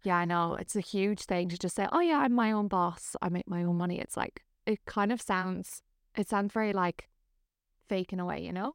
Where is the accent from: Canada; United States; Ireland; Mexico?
Ireland; moved away as an adult; I am originally from Ireland. I moved here maybe about nine years ago now